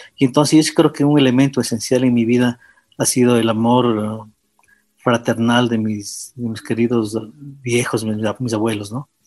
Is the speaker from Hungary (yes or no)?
no; Quito, Pichincha, Ecuador; yo nací en Quito el año de 1957